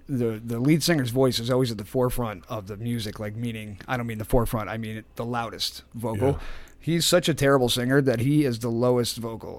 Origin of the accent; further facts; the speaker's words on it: East Haven, Connecticut, United States; I am born and raised in East Haven.